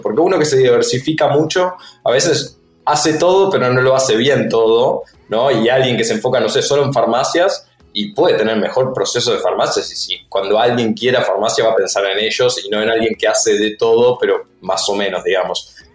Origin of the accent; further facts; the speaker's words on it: Uruguay; Somos los tres uruguayos.